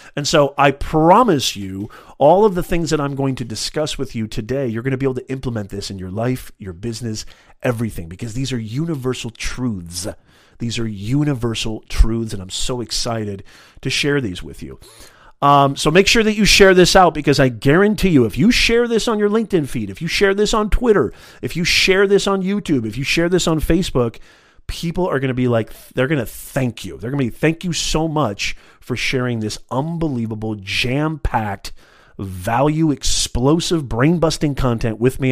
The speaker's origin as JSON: {"language": "English", "area": "Orange County", "region": "California", "country": "United States", "said": "I'm from the Orange County area as well in California"}